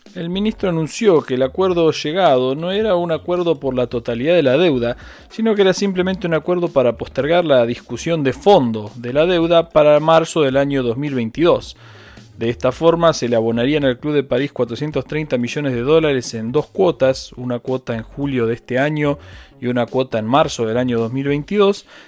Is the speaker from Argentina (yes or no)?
yes; Argentina; como los argentinos lo sabemos